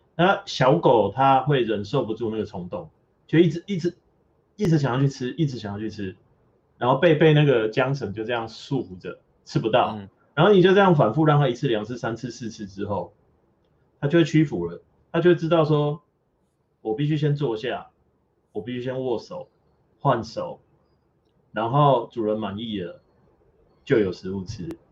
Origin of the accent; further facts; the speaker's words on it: Taiwan; 桂田这个词是我觉得台湾中文少有